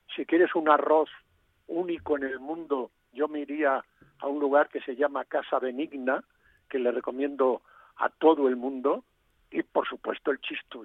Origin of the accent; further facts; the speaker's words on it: Galicia, Spain; first language Galician; moved away; ya que andas por mi tierra, pues te vas a Finisterre, a Fisterra, como, como dicen en, mi idioma